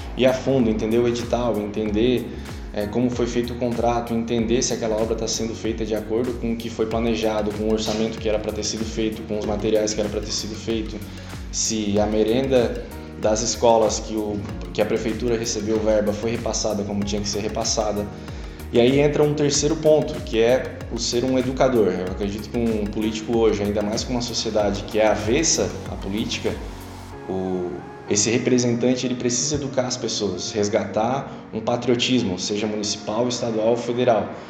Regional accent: Araranguá, Santa Catarina, Brazil; also born or lived in Florianópolis; Cresci em Araranguá, Morei por 10 anos em Florianópolis, mas nunca deixando essa cidade incrível

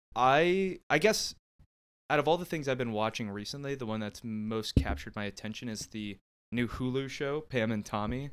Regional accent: Canton, Ohio, United States; growing up in Canton, Ohio, that's uh, what we call candy apple country

